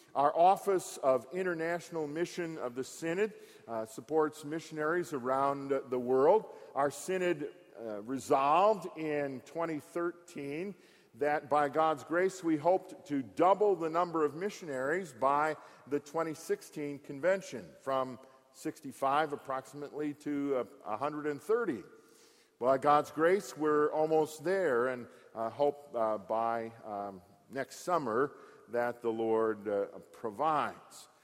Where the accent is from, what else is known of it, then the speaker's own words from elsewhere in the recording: Frankenlust, Michigan, United States; moved away; I grew up in Park, about 25 miles north of here, at the second of the Franconian colonies at Frankenlust